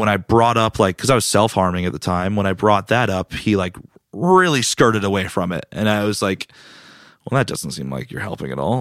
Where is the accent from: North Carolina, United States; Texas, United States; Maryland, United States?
North Carolina, United States; Raleigh; also born or lived in Greenville, North Carolina; I was born and raised in Raleigh